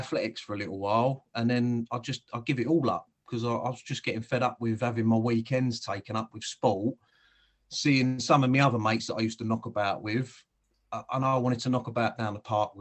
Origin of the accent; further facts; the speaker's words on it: Whitstable, South East England, United Kingdom; also born or lived in Sidcup / New Eltham; I grew up in Whitstable